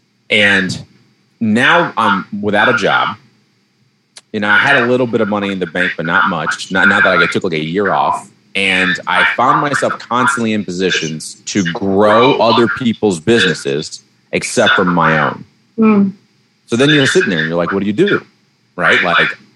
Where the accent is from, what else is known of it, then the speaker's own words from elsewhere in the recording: Detroit, Michigan, United States; moved away; I grew up in the Baptist church back in Detroit